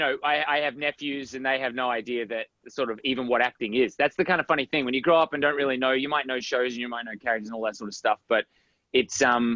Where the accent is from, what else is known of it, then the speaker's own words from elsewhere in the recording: Australia; moved away as an adult; also born or lived in United States; I grew up in Australia.